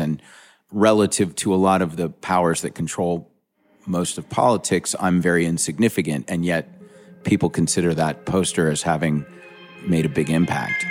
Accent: Charleston, South Carolina, United States; I'm from Charleston, South Carolina. Growing up in Charleston, there wasn't a lot of hip culture

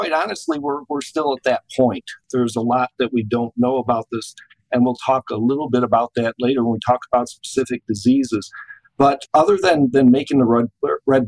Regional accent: Michigan, United States; moved away as an adult; also born or lived in Hawaii / College Station, Texas; now in Auburn, United States; I grew up in Michigan, which is cold and crappy

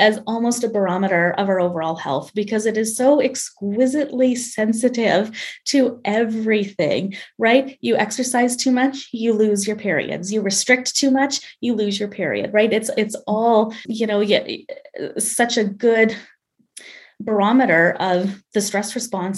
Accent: Canada; I'm Canadian, but I'm studying for my boards in obesity medicine in the States

